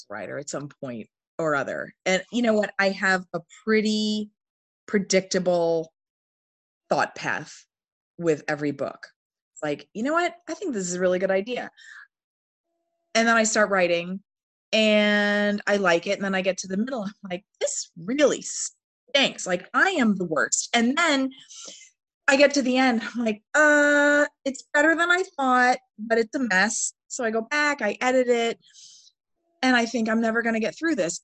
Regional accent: Northern New York, United States; moved away as an adult; also born or lived in Indiana; now in Cape May County, United States; the history of Northern New York where I grew up than I was when I lived there

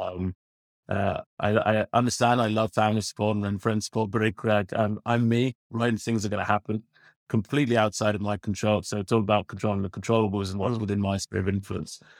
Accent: London, United Kingdom; now in Ireland; I'm a born and bred Londoner, Paul. Um, to northwest London, little, little area of the world is called, uh, Finchley

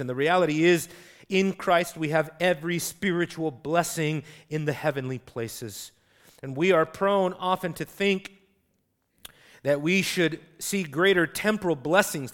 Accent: United States; as an American

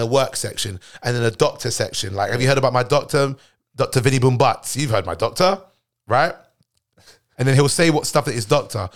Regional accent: United Kingdom; I'm British born

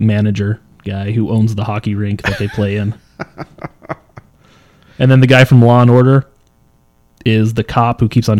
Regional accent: Montana, United States; I'm from Montana.

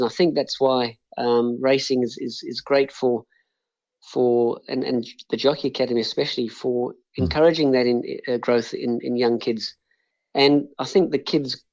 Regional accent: Johannesburg, Gauteng, South Africa; also born or lived in Chelmsford, England; now in Australia; I grew up in South Africa, and I pretty much regard myself as South African, even though I'm now living in Australia

